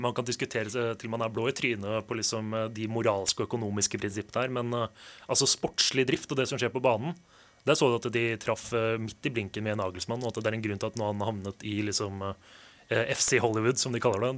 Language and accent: Norwegian; Portugal; som portugiser, som jeg er